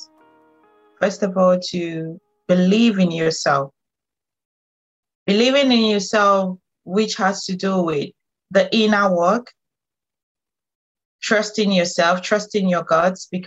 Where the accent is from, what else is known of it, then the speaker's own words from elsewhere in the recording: Northwest Region, Cameroon; moved away as an adult; also born or lived in Germany; now in United Kingdom; I grew up in Cameroon